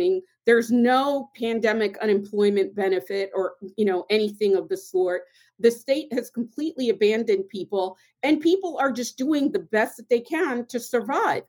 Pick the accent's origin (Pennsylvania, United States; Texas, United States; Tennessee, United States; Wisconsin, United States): Pennsylvania, United States; Philadelphia; growing up in Southwest Philadelphia